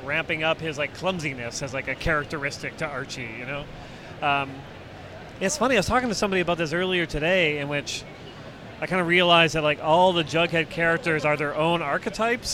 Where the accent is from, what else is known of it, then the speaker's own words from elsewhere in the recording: Canada; I'm Canadian